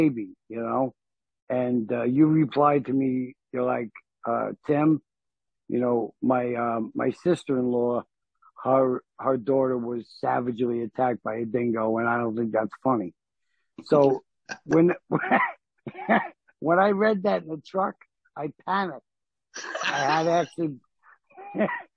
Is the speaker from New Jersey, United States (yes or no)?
yes; North Bergen, New Jersey, United States; I'm from New Jersey. North Bergen, New Jersey